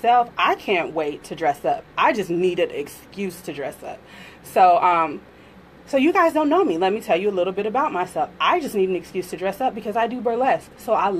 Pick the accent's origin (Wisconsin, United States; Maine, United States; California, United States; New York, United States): California, United States; moved away; I grew up in California.